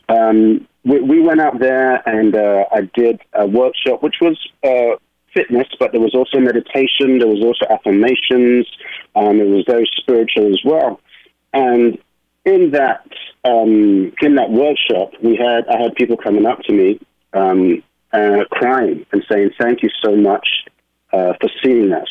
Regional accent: London, United Kingdom; moved away as an adult; now in New York, United States; I am originally from London, England, and I uh, moved to New York uh, in my 20s

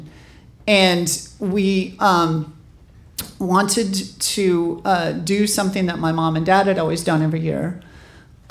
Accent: Montana, United States; born or raised there; moved away as an adult; also born or lived in New York / San Francisco

